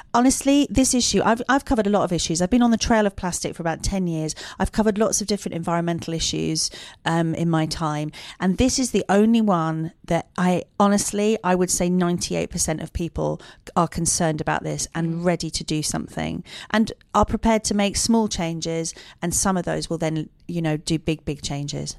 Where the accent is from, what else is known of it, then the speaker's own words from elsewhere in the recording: Dublin, Leinster, Ireland; I grew up in South County, Dublin